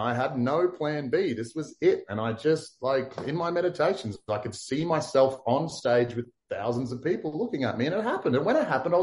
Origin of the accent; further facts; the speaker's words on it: Townsville, Queensland, Australia; I was from Townsville